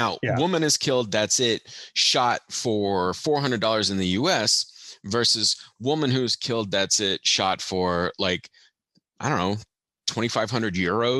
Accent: Germany; also born or lived in Belgium; I don't know if you know this, but I grew up in Europe.

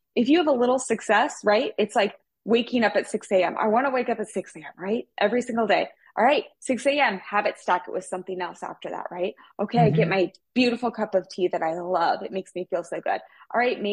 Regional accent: Midwest, United States; I come from the Midwest

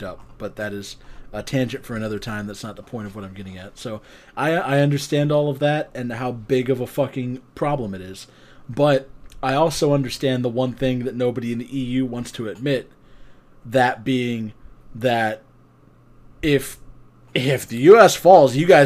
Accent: United States; as an American living in America

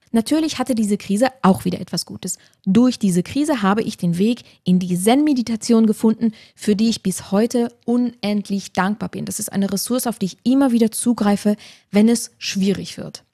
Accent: Luxembourg; moved away; also born or lived in Tyrol, Austria; in meine Heimat nach Luxemburg zu ziehen

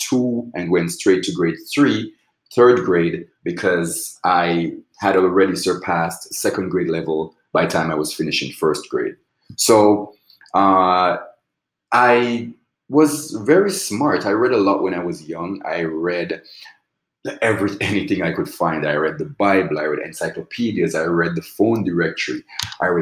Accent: Rose Hill, Manchester, Jamaica; moved away as an adult; now in Los Angeles, United States; we grew up in Rose Hill, Jamaica, which is in the southernmost end of the island. And it's located in a parish called Manchester.

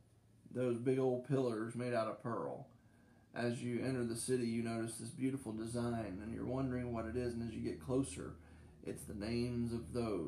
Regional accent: Bay Lake, United States; moved away; I grew up in Bay Lake, where ain't and weren't and all of them were in the vocabulary and the dictionary

